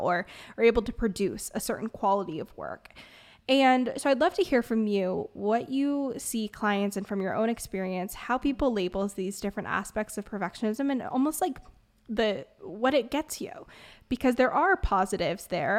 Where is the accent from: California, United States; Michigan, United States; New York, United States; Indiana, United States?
California, United States; Bay Area; I'm from the Bay Area, which is like perfectionism on steroids